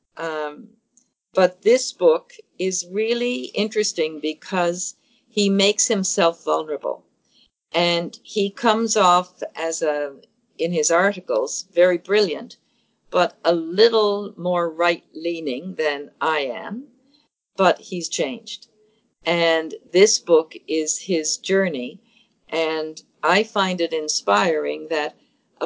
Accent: St. John's, Newfoundland and Labrador, Canada; I grew up in St. John's, Newfoundland, and only boys had paper routes.

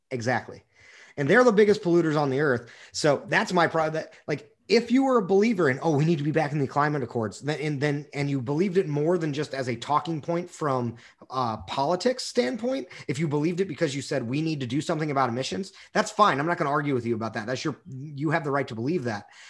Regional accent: Texas, United States; as a Texan

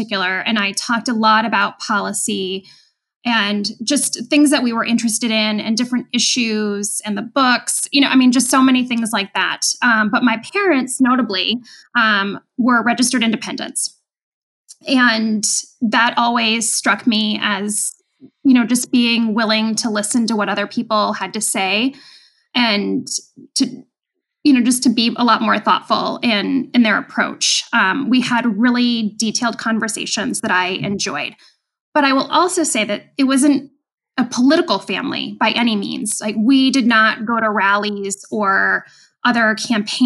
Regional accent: Rhode Island, United States; moved away as an adult; also born or lived in Chicago; now in Iowa, United States; I grew up in Rhode Island

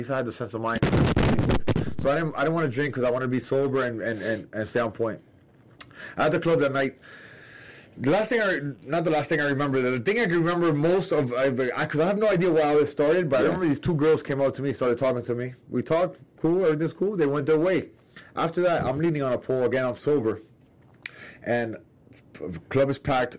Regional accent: Miami, Florida, United States; I'm from Miami

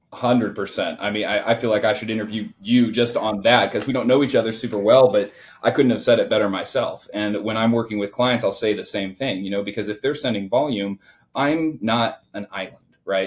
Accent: Indiana, United States; I grew up in the Midwest, so I was born and raised uh, here in Indiana

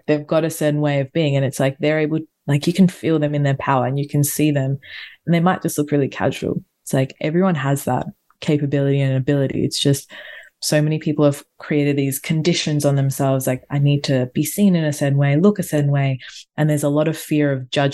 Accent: Australia; I'm a tourist from Australia

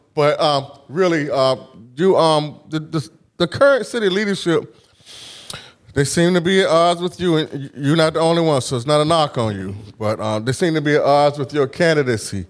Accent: Norfolk, Virginia, United States; I grew up in Huntersville

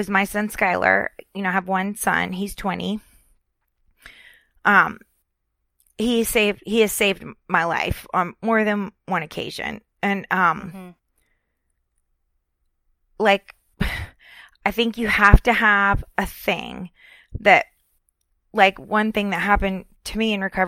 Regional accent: Florida, United States; moved away as an adult; also born or lived in Richmond, Virginia; I'm from Florida

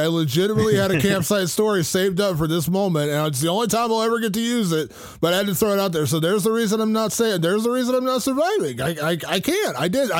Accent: Ohio, United States; I was from Ohio.

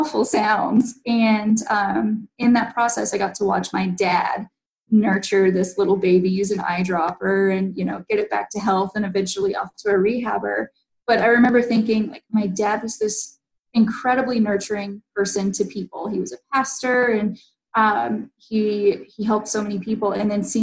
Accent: Newnan, Georgia, United States; I grew up in Noonan

